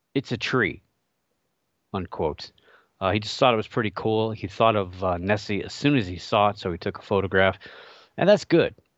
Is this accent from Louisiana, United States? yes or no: no; Ohio, United States; my home state of Ohio